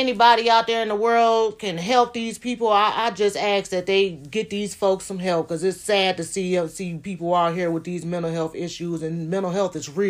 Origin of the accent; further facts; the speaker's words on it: Cleveland, Ohio, United States; I'm from the west side of Cleveland, Ohio.